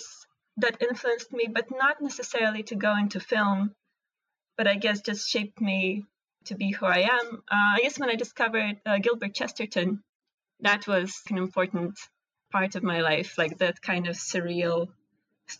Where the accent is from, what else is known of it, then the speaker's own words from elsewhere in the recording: Moscow, Russia; English is a second language; moved away as an adult; also born or lived in Riga, Latvia; now in United States; I was born in Riga, which is the capital of Latvia, though when I was born, it was still part of Soviet Union. And then I moved to Russia and I grew up in Moscow. So all my like childhood and youth was in Moscow